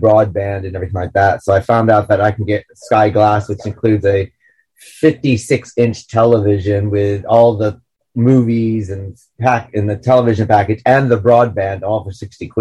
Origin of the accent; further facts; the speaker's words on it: United States; now in United Kingdom; I'm American